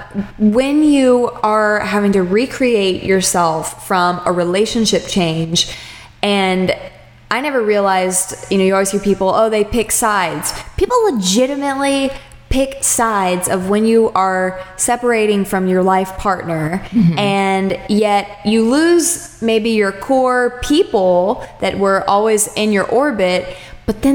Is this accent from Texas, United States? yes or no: yes; Austin, Texas, United States; moved away; also born or lived in Charleston; I'm from Austin, Texas originally